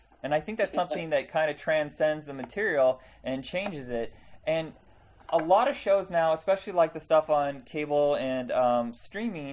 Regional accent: Indiana, United States; I'm from Indiana

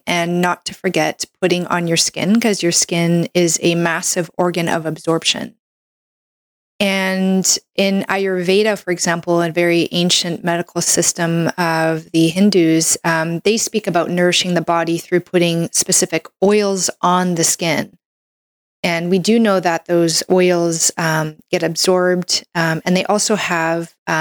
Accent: Canada; I'm a Canadian medical doctor

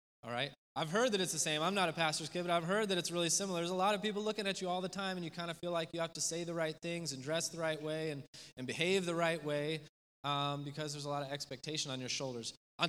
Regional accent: Spain; My parents moved overseas when I was in the third grade, and I grew up in Spain.

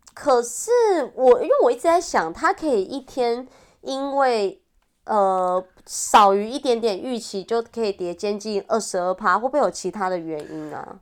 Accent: Wanggong, Changhua County, Taiwan; accent: Taiwanese Mandarin; 我的家乡在王宫

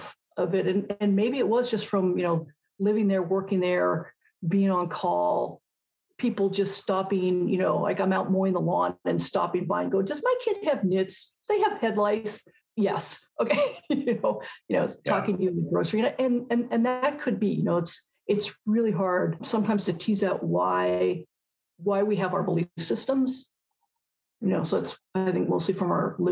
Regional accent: West Coast, United States; But, you know, I'm from the West Coast and I was in the middle of the country.

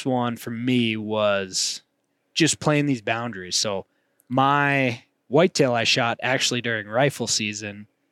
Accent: Montana, United States; me growing up in Montana, I've done some whitetail hunting

